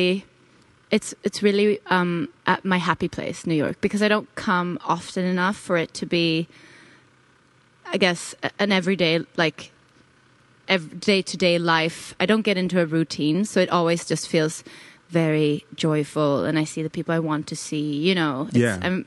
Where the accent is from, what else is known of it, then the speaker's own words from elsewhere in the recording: Sweden; also born or lived in London; I'm from Sweden